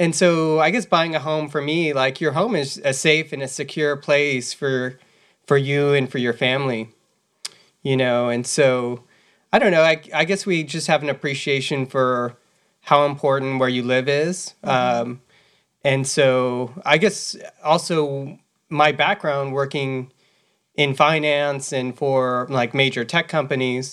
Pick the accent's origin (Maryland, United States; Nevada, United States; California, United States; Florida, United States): California, United States; Gilroy; moved away; our growing up in Gilroy. Like for me, I think I grew up in a low income neighborhood